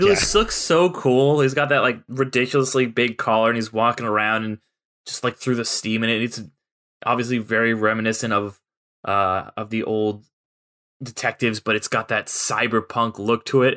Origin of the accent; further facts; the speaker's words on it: San Clemente, California, United States; they actually shot that movie at my high school on the weekends when I was going there, 'cause Ryan Johnson is from my hometown